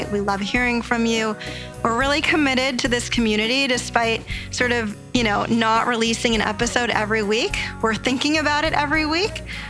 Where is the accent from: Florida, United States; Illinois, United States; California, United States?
California, United States; I grew up in California.